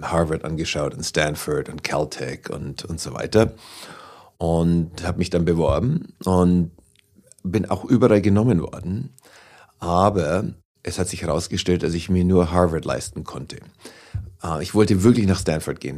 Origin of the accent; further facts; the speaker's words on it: Oberasbach, Bavaria, Germany; accent: Franconian; moved away as an adult; also born or lived in Altenberg; now in New York, United States; Aufgewachsen bin ich in der Nähe von Nürnberg. Geboren in Altenberg und dann in Oberasbach